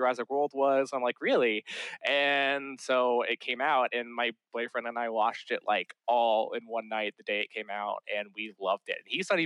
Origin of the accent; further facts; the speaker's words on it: Dallas, Texas, United States; I grew up in Dallas